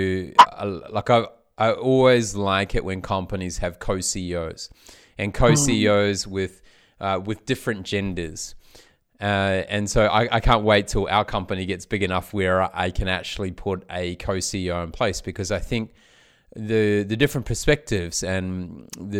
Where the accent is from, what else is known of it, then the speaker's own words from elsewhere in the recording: New Zealand; I come from New Zealand